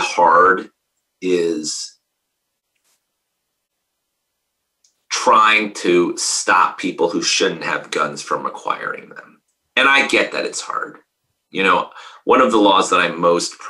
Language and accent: English; Connecticut, United States; I was born in Connecticut is because my grandfather, who came to Hartford, was a ballistics engineer for Colt